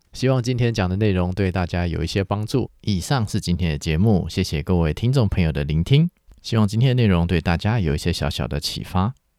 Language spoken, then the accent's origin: Chinese; Taiwan; 我们台湾人们呢，其实说到底是一开始以农耕社会为主的华人社会